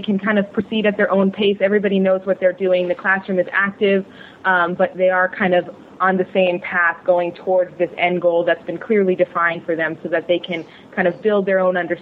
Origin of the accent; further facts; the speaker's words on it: Connecticut, United States; moved away as an adult; also born or lived in Malaysia; I'm from Connecticut